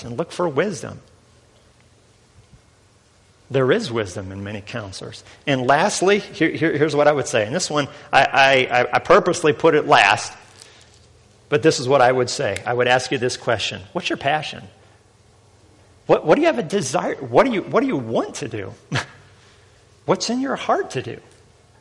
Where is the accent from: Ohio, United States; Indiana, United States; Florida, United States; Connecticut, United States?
Indiana, United States; Northern; I'm from Northern Indiana.